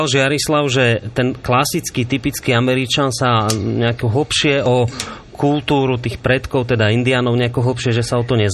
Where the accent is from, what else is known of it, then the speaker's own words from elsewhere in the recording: Slovakia; Pre mňa je to človeka žijúceho teda 33 rokov na Slovensku.